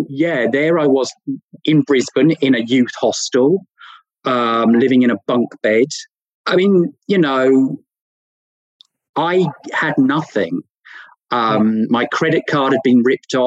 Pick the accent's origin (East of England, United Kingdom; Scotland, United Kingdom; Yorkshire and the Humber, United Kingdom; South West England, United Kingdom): East of England, United Kingdom; Norfolk; from Norfolk